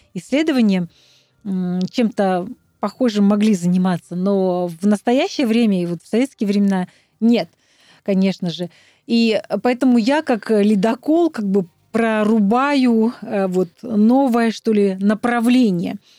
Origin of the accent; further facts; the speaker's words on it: Altai Krai, Russia; now in Moscow, Russia; я с Алтая